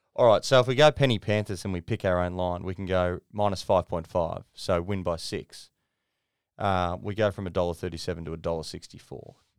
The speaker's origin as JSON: {"language": "English", "region": "Queensland", "country": "Australia", "said": "as a Queenslander"}